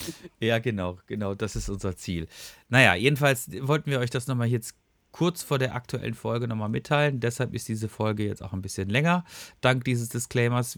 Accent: Freiburg, Baden-Württemberg, Germany; moved away; ich bin auch gebürtiger Freiburger

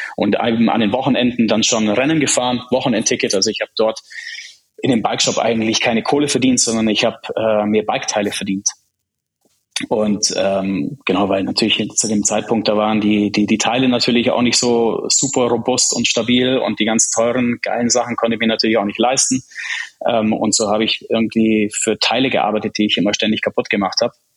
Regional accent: Germany; German is a second language; also born or lived in Prague, Czech Republic; Erste Klasse war noch in Prag. Bin dann direkt nach Deutschland in die zweite Klasse gekommen. Ich konnte ja kein Deutsch.

